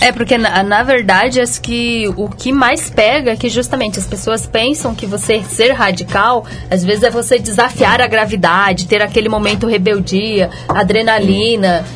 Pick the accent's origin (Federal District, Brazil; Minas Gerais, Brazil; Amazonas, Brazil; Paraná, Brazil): Minas Gerais, Brazil; eu sou mineira